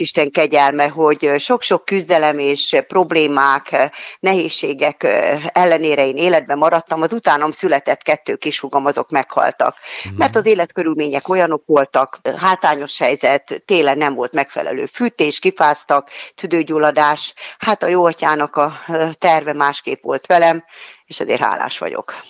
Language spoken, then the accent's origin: Hungarian; Hungary; moved away as an adult; also born or lived in Budapest; én a telep melletti kis utcában nőttem fel